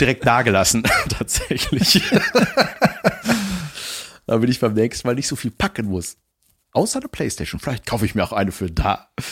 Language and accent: German; Germany; als Deutscher